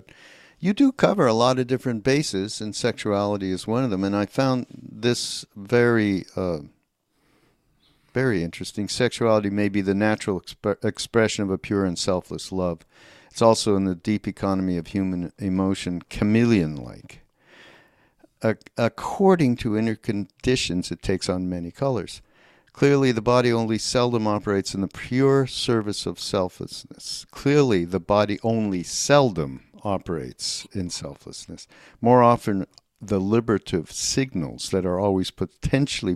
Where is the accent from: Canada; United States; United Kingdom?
Canada; I'm from Canada